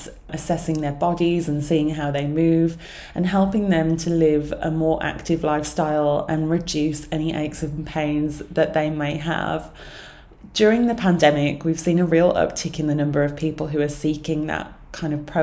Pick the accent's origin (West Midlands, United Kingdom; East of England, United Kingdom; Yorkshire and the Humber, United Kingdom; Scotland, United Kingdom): West Midlands, United Kingdom; Sutton Coldfield; also born or lived in London; I moved right back to my hometown of Sutton Coalfield.